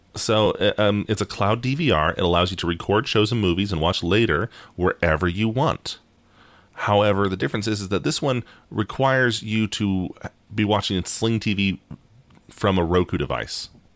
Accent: United States; we're American

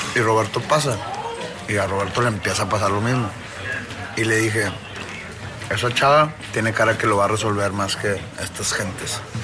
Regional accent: Mexico; moved away; siendo mexicano

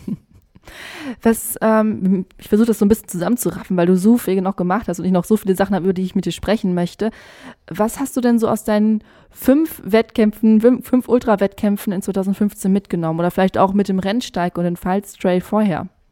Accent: countryside between Velen and Heiden, North Rhine-Westphalia, Germany; Also da, wo ich aufgewachsen bin, ich bin auch auf dem Land aufgewachsen. Ich dachte, das ist echt, das ist zwischen Fehlen und Heiden.

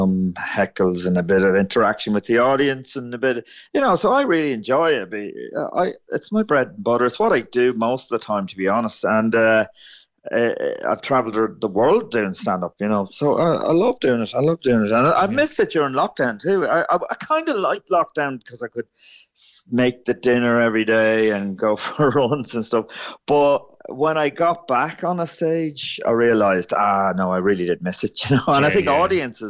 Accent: County Meath, Ireland; I'm actually grew up in Meath. I grew up in a farm

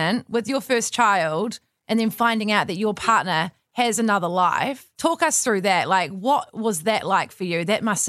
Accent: New Zealand; I think growing up in New Zealand, or a lot of people who listen from Australia as well, we go overseas.

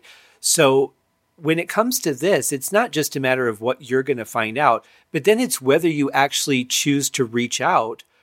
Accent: just outside Detroit, Michigan, United States; you and I, we grew up just outside Detroit

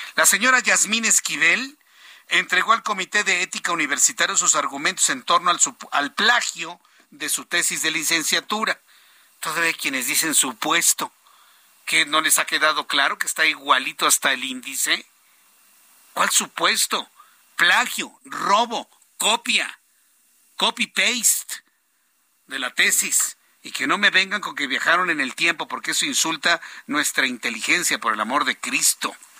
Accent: Mexico; como ciudadano mexicano

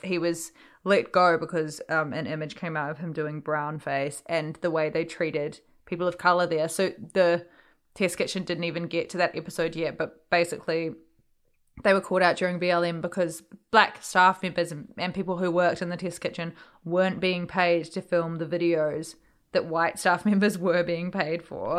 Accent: New Zealand; growing up in New Zealand and being part Māori

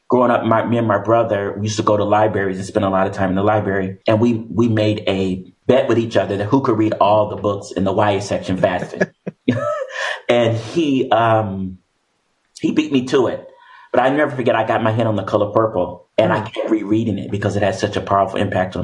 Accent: Oakland, California, United States; I'm born and raised in Oakland, California

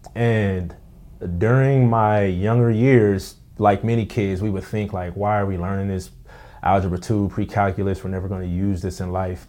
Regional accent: Pasadena, California, United States; also born or lived in Altadena; now in West Covina, United States; I grew up in Pasadena

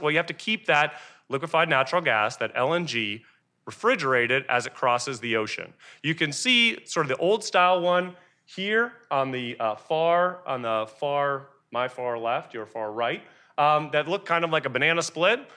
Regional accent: Texas, United States; I am from Texas

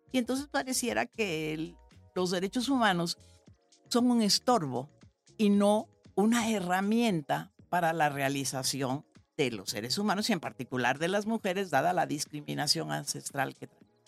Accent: San Andrés Tuxtla, Veracruz, Mexico; also born or lived in Xalapa, Veracruz; yo tuve el privilegio de hacer la primaria en la primera escuela activa de América Latina que fundó en San Andrés Tuxtla, Veracruz, de donde soy originaria

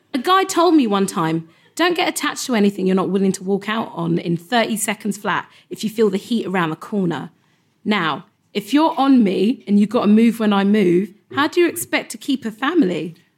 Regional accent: London, United Kingdom; I grew up in Elephant Castle

